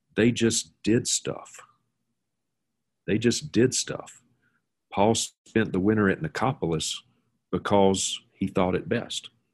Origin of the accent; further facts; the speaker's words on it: Mississippi, United States; now in Montana, United States; a childhood friend of mine that I grew up with in Mississippi